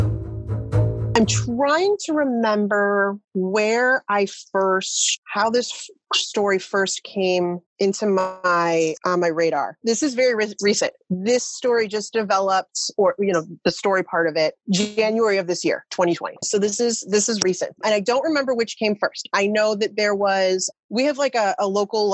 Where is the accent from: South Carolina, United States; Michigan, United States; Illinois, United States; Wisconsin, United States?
Illinois, United States; Lisle; also born or lived in Naperville, Illinois; now in Aurora, United States; Lyle, Illinois is my hometown. That's where I grew up, but I went to school in Naperville.